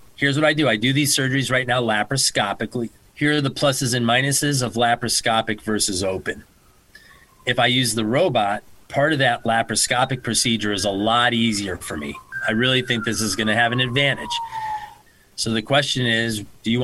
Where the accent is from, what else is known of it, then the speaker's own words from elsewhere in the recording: Connecticut, United States; also born or lived in New York; I'm from Connecticut. I'm from the area